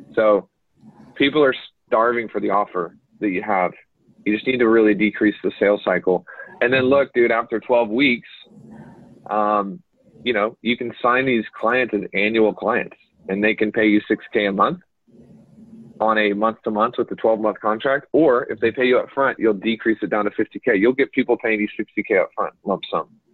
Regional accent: United States; accent: American; I guess I do have an accent, but it's not. It's not a cool accent. It's like an American accent.

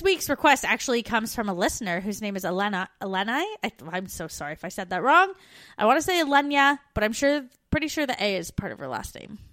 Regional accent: Canada; moved away as an adult

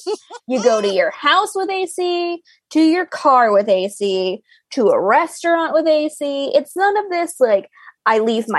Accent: Florida, United States; You don't have to explain to me what humidity is like. I am from Florida.

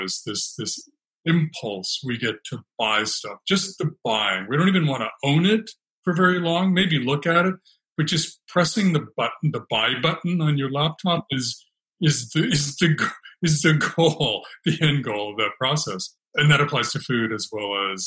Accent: California, United States; also born or lived in Alaska; now in Brooklyn, United States; I grew up in California backpacking in the Sierra Nevada

